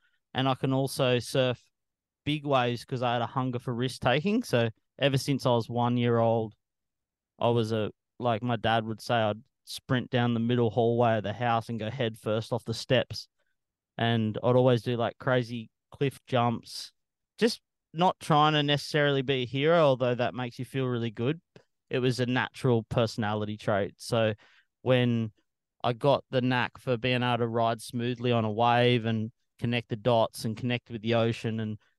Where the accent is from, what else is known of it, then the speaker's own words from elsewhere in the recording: Sydney, New South Wales, Australia; when I grew up in Mona, I was lucky that on the shore break at Mona